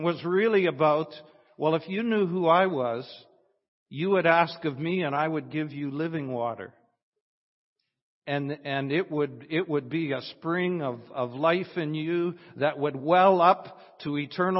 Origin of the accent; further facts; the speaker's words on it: Weyburn, Saskatchewan, Canada; I'm from Weyburn, Saskatchewan.